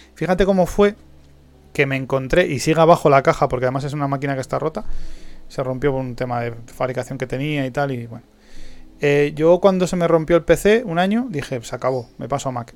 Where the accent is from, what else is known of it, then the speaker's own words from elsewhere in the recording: Spain; also born or lived in Madrid; Que somos españoles